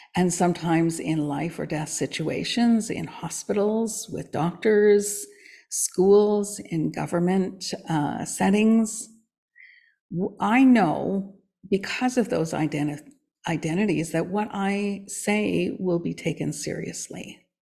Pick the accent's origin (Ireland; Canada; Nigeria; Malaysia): Canada; I am Canadian born.